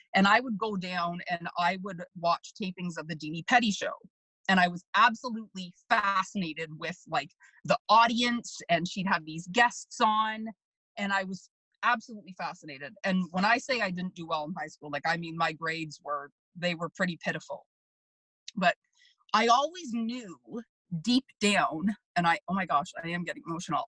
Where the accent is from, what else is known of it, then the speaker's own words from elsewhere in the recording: Markham, Ontario, Canada; I grew up in Markham